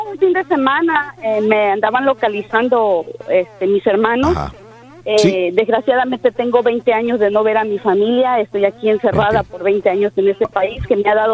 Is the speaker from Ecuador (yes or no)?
no; Veracruz, Mexico; moved away; Los dos somos del puerto de Veracruz